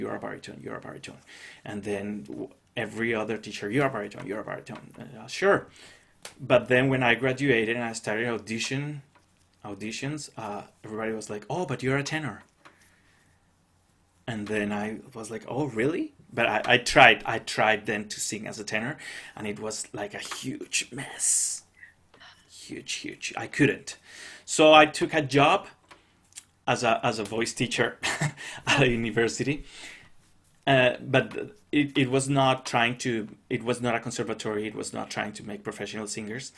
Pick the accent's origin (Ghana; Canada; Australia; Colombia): Colombia; Cali, Valle del Cauca; first language Spanish; English is a second language; moved away; I grew up in Cali